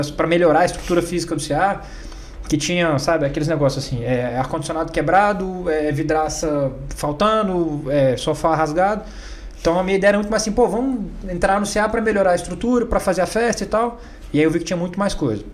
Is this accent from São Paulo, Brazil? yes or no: no; Brasília, Federal District, Brazil; also born or lived in Goiânia; eu nasci em Goiânia, mas sempre é, morei em Brasília